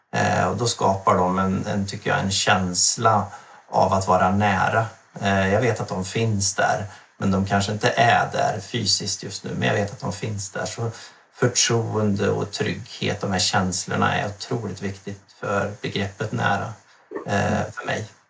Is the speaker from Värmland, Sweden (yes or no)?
yes; Värmland, Sweden; also born or lived in Stockholm / Sundsvall; now in Alnö, Sweden; jag är född och uppvuxen i Värmland